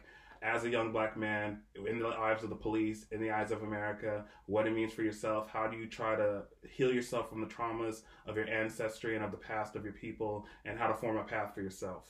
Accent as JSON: {"language": "English", "country": "Canada", "tie": "born or raised there", "said": "growing up in Canada"}